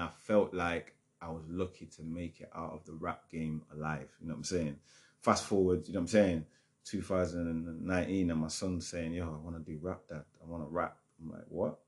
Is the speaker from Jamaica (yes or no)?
yes; Jamaica; moved away; also born or lived in Germany; I'm Jamaican